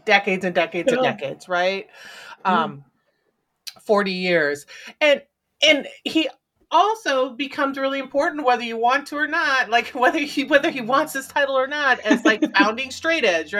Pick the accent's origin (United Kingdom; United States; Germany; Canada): United States; Midwest; also born or lived in Pennsylvania; the Philly, I grew up in the Midwest, but I lived in Philly for a long time, right?